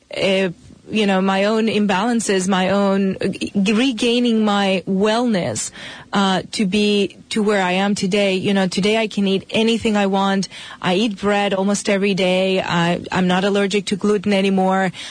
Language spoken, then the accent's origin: English; Spain; moved away as an adult; now in United States; I'm from Spain originally.